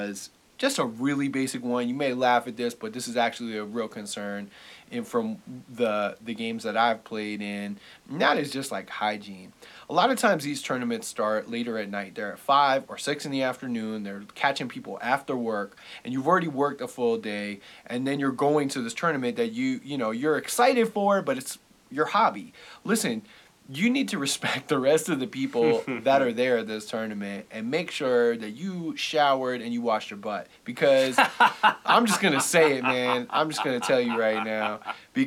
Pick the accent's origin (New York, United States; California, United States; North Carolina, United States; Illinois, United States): New York, United States; I'm a New Yorker born and raised